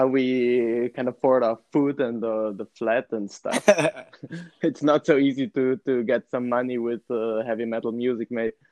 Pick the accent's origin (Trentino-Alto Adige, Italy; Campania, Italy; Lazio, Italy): Trentino-Alto Adige, Italy; Merano; i am from merano which is a city in the region north of italy so in the middle of the alps